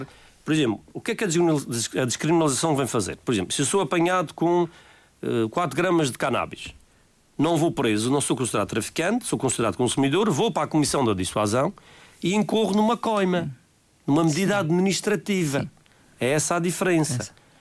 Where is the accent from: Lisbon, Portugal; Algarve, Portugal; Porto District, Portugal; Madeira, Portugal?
Madeira, Portugal